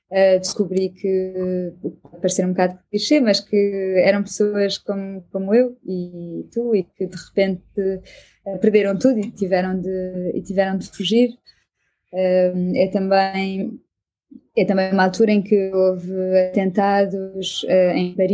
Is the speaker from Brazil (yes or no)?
no; Portugal; now in Belgium; eu, eu, eu, vim de Portugal precisamente para não ficar no Facebook